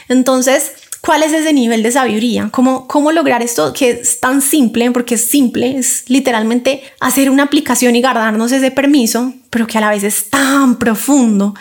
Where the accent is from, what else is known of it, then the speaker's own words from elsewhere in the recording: Colombia; yo como colombiana